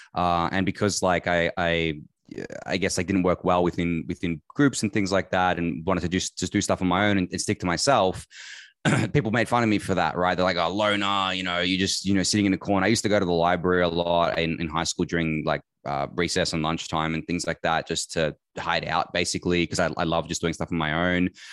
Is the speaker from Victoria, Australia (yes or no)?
yes; Melbourne, Victoria, Australia; I've been in Melbourne my entire life. I was born here, raised here, lived here